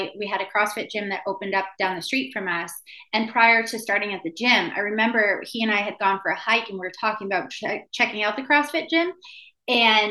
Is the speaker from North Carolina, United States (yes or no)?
no; Maine, United States; now in San Diego, United States; when I was a kid growing up in Maine